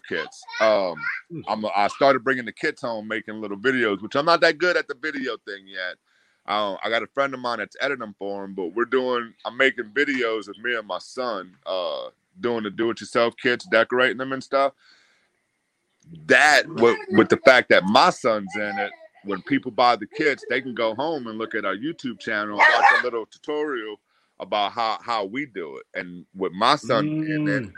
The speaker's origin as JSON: {"language": "English", "town": "New Orleans", "region": "Louisiana", "country": "United States", "tie": "born or raised there"}